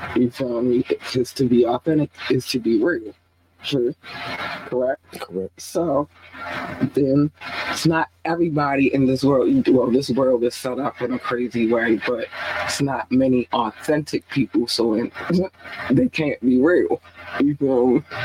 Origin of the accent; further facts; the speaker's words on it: Baltimore, Maryland, United States; I've been here since I was eight